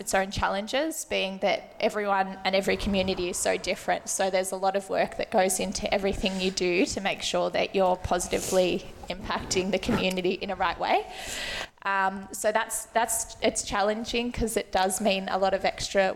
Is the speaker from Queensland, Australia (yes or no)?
no; Melbourne, Victoria, Australia; I grew up around the West, so my mum actually teaches at this school